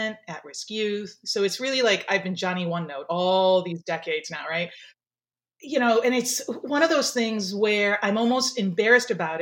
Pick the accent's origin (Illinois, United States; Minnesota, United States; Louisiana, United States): Illinois, United States; Skokie; also born or lived in Japan; I grew up in Skokie, Illinois